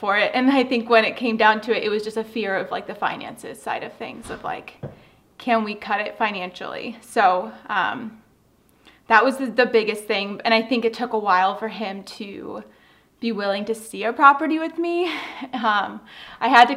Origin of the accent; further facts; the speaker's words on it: Southern California, United States; moved away as an adult; now in Upstate New York, United States; I grew up in Southern California